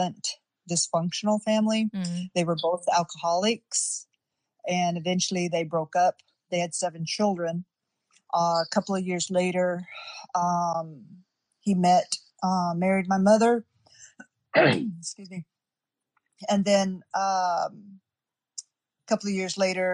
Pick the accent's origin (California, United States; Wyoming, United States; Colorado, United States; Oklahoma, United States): Wyoming, United States; Wind River Indian Reservation; I grew up on the Wind River Indian Reservation, Wyoming